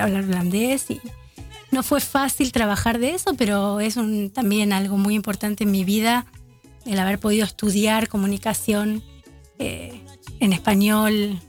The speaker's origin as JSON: {"language": "Spanish", "region": "Buenos Aires", "country": "Argentina", "moved": "yes", "lives_now": "Amsterdam, Netherlands", "said": "los argentinos que venimos de Buenos Aires nos dicen porteños"}